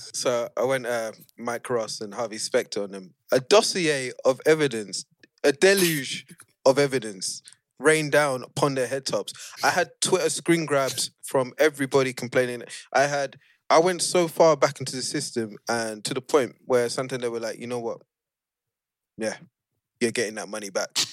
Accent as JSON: {"language": "English", "country": "Nigeria", "said": "As a Nigerian"}